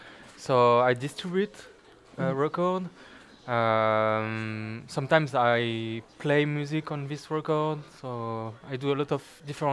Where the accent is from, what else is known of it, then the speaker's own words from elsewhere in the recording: France; English is a second language; also born or lived in Luxembourg / Belgium / Canada; I come from France, from my city and from Luxembourg, because I lived in Luxembourg, in Belgium.